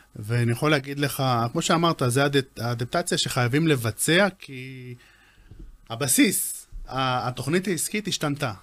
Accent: Israel; אנחנו ישראלים

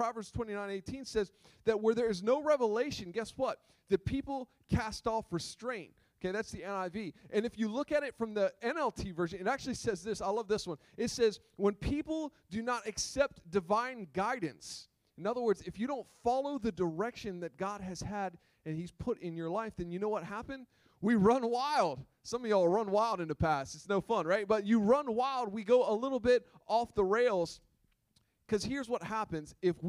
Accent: Gumborough, Delaware, United States; also born or lived in Millsboro; Growing up in Gumborough, right? Come on. Come on, I'm from Gumborough. I'm from Millsboro.

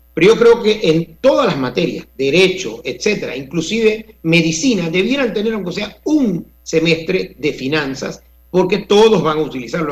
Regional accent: Panama

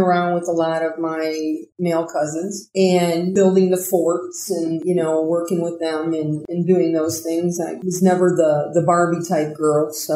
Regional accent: Ohio, United States; I'm originally from Ohio

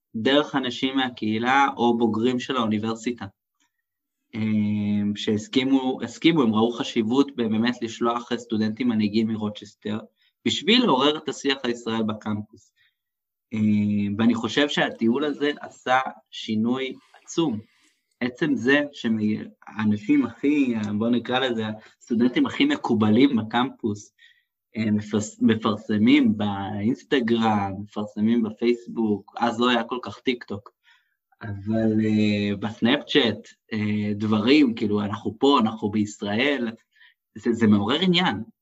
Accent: Israel; אני שאני באתי מישראל

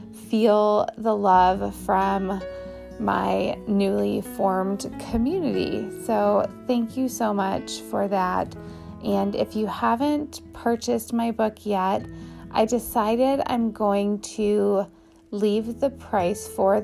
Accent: Midwest, United States; I am basically from the Midwest and have lived all over, but I probably drive through your town on my way from Ohio up to Minneapolis.

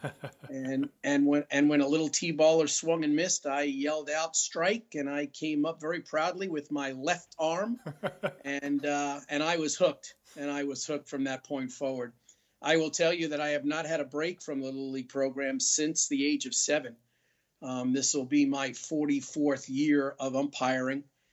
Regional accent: New York City, New York, United States; moved away; I'm originally from New York

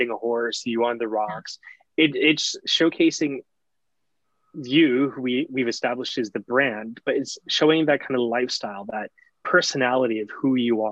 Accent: Barrington Passage, Nova Scotia, Canada; also born or lived in Yarmouth, Nova Scotia / Halifax, Nova Scotia; I grew up in Shelburne County around Barrington Passage area

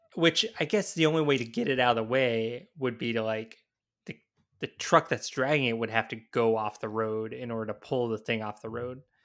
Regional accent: the South, United States; now in Minnesota, United States; growing up in the South

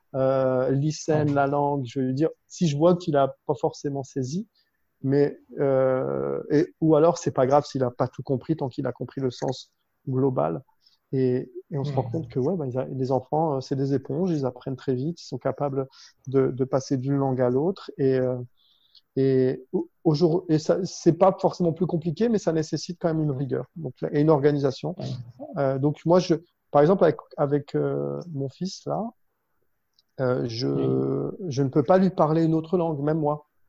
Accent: Lille, Hauts-de-France, France; moved away as an adult; also born or lived in Paris, France; now in Dubai, United Arab Emirates; je suis originaire de, de Lille en France, là où j'ai grandi avec mes parents

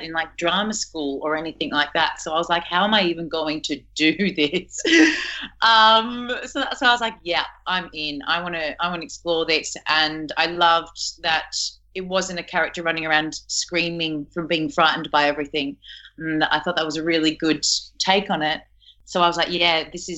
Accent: Geelong, Victoria, Australia; my hometown of Geelong

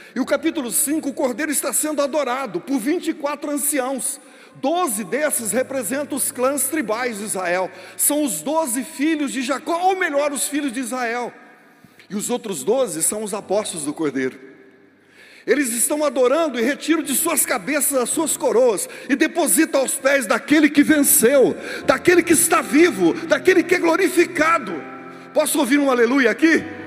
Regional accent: Brazil

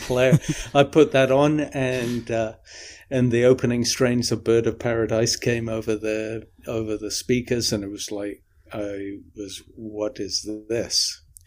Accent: the north of England, United Kingdom; also born or lived in Midlands, England; when I moved from the Midlands, eh, in England, where I kicked off, um, up to the north of England.

